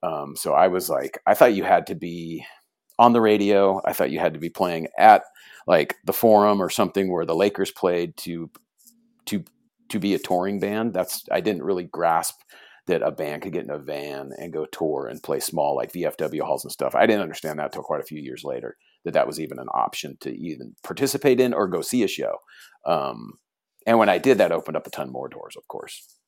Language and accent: English; Fullerton, California, United States; also born or lived in Huntington Beach, California; I was born in Fullerton, California